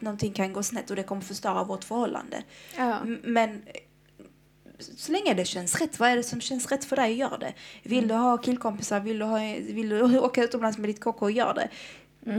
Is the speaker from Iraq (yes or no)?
yes; Iraq; now in Sweden; i mitt hemland, Irak